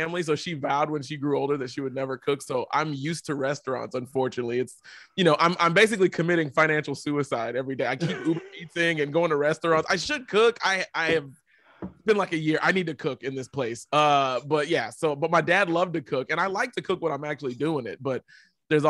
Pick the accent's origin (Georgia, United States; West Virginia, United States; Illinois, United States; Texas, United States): Texas, United States; I'm from Texas